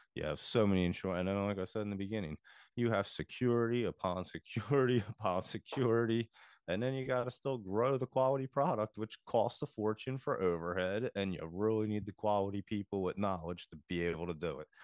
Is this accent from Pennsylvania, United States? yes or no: yes; Philadelphia, Pennsylvania, United States; I come from the Philadelphia area